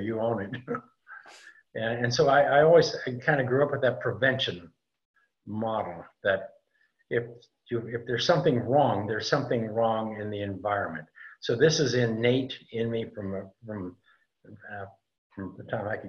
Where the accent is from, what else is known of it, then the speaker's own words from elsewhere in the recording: Montana, United States; moved away; also born or lived in California / Tucson, Arizona / Sedona, Arizona; I grew up in Montana and in kind of a rural area